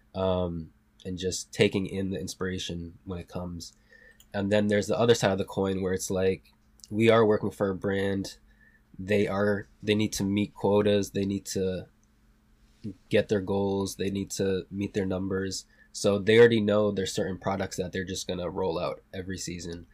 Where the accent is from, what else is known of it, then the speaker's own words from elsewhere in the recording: South Hadley, Massachusetts, United States; also born or lived in Puerto Rico; I grew up in Western Mass, a small town called South Hadley